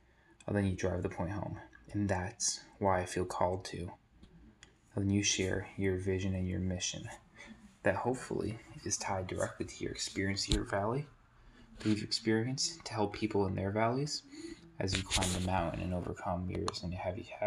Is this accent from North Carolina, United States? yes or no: no; New Hampshire, United States; I was born in New Hampshire in a great community full of natural beauty, where family was all around